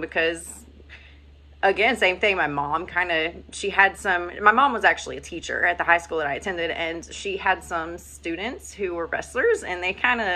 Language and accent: English; Virginia, United States; I grew up in Virginia